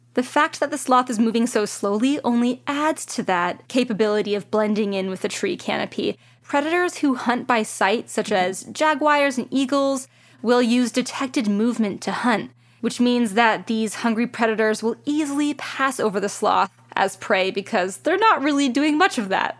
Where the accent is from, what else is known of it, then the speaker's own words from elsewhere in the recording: California, United States; As a Californian